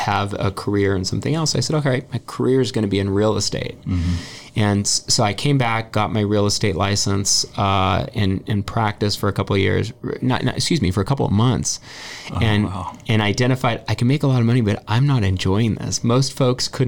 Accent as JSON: {"language": "English", "town": "Ventura", "region": "California", "country": "United States", "tie": "born or raised there", "also_born_or_lived": "Santa Barbara", "said": "I grew up in Ventura."}